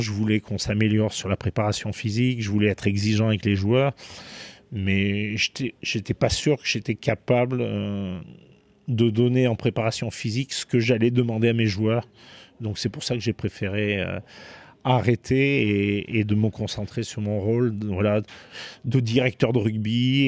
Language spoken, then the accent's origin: French; Romans-sur-Isère, Auvergne-Rhône-Alpes, France; moved away as an adult; also born or lived in Gloucester, England / Sale, England; je suis originaire de Romans, du Vercors